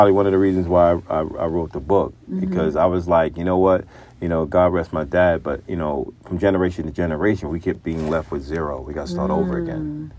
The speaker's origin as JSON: {"language": "English", "town": "New York City", "region": "New York", "country": "United States", "tie": "born or raised there", "also_born_or_lived": "Brooklyn", "said": "Born in Brooklyn, raised in Queens, back and forth to Brooklyn."}